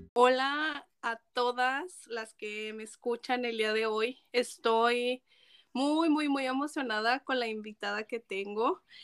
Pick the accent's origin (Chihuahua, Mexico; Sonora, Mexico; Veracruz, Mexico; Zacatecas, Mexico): Zacatecas, Mexico; yo soy de Zacatecas, un estado sumamente conservador. Eh, y, y, además yo crezco como pues también en, en ese en, ese estatus